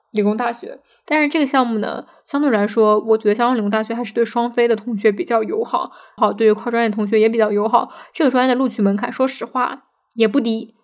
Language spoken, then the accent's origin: Chinese; China; 感觉就是这个学校想赚我们中国人的钱